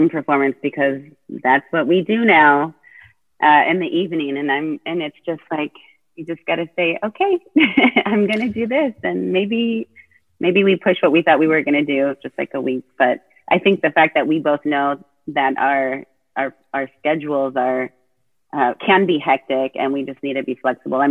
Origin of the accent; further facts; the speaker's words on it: Placentia, California, United States; moved away as an adult; also born or lived in New York City; now in Austin, United States; I was born and raised in Orange County, California, in a little town called Placentia